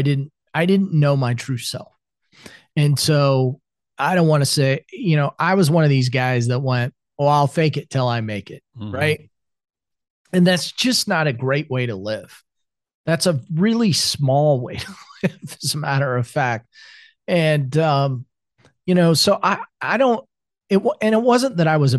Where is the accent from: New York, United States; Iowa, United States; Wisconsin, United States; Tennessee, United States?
Iowa, United States; moved away as an adult; also born or lived in South Carolina; now in Atlanta, United States; I grew up in Iowa, I was back home